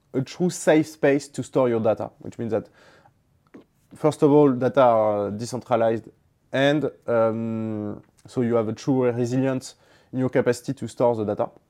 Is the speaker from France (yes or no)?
yes; Toulon, Provence-Alpes-Côte d'Azur, France; I grew up in Toulon